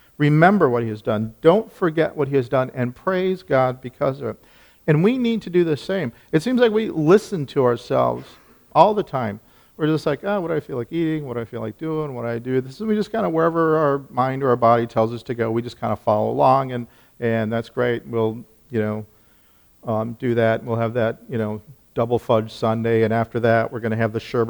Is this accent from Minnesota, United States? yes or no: yes; Minnesota, United States; I was born in Minnesota, finished family, went to a Lutheran church